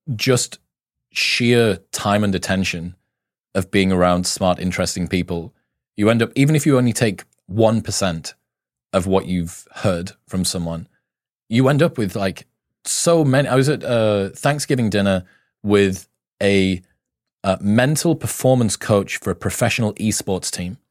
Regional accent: United Kingdom; I'm British

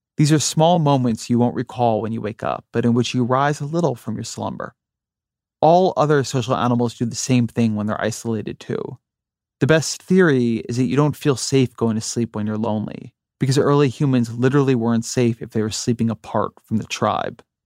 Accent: near Los Angeles, California, United States; moved away as an adult; also born or lived in Washington, D.C.; I grew up near Los Angeles

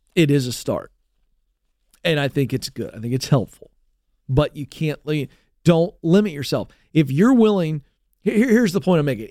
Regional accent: United States; as an American

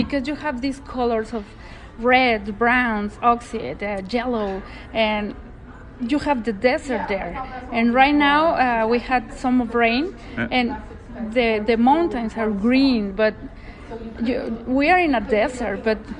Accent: Mexico City, Mexico; English is a second language; now in Loreto, Mexico; I'm from Mexico City and I fell in love to Loreto when I arrived the first time there, and I live there

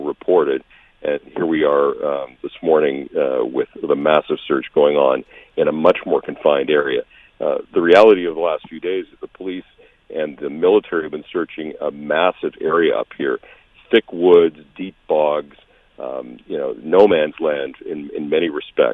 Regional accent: Alberta, Canada; also born or lived in Saskatchewan; now in Toronto, Canada; I spent 7 years in Saskatchewan, and I grew up in Alberta

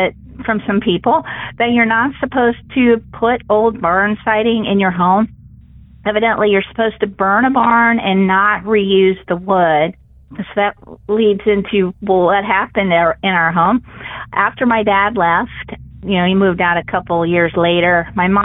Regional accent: Columbus, Ohio, United States; I'm from Ohio

